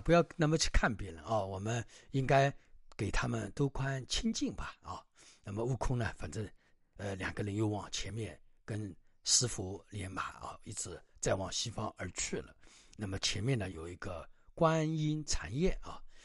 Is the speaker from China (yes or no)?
yes; China; 我们中国人的一种文化